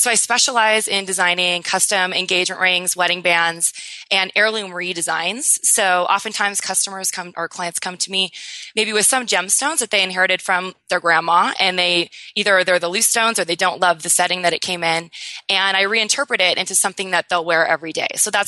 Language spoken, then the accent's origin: English; Newport Beach, California, United States; now in New York City, United States; I'm a California native, so I can totally resonate with your San Diego lifestyle. So I grew up in Newport Beach, but I live in New York City now, which is quite different, but super fun.